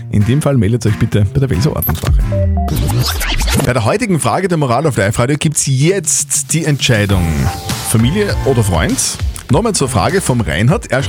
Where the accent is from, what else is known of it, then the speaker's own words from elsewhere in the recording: Wels, Upper Austria, Austria; Steffi, du hast eine sehr mysteriöse Geschichte aus meiner Heimatstadt gelesen, gell?